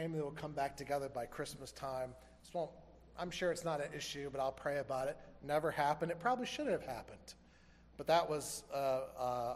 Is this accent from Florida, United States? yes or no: yes; Florida, United States; growing up in Florida